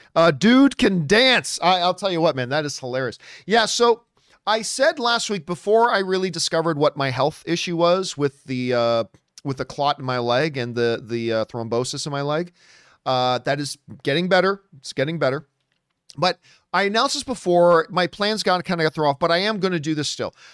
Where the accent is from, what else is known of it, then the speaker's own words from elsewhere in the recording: Canada; I'm Canadian, and now I just married an American